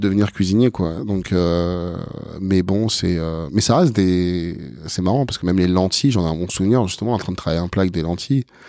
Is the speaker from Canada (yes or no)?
no; France; Je suis né mm. en France, euh, je suis français, j'ai mes origines qui sont égyptiennes